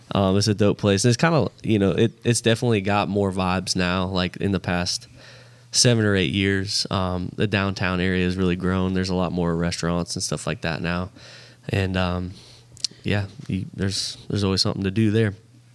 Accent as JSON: {"language": "English", "town": "Sarasota", "region": "Florida", "country": "United States", "tie": "born or raised there", "moved": "as an adult", "said": "my hometown, Sarasota, bro. Sarasota, Florida. That's where I grew up. Lived there for 19 years. And it's a cool place, man. I mean, it's got one of the nicest beaches in America."}